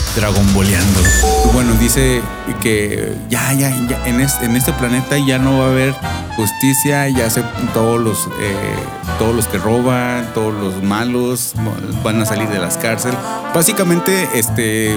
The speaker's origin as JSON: {"language": "Spanish", "country": "Mexico", "said": "somos mexicanos"}